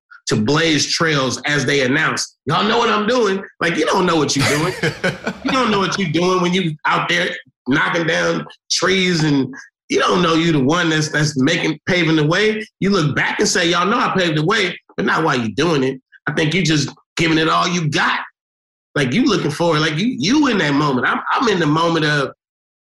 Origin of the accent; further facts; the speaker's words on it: Oakland, California, United States; I'm from Oakland, we from the Bay